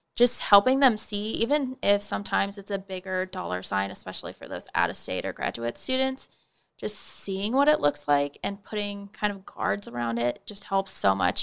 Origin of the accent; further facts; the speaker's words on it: Holdrege, Nebraska, United States; moved away as an adult; now in Manhattan, Kansas, United States; I'm originally from Holdridge, Nebraska